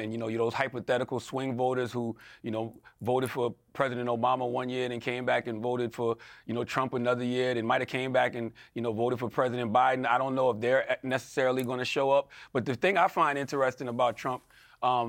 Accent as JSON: {"language": "English", "country": "United States", "said": "As an American"}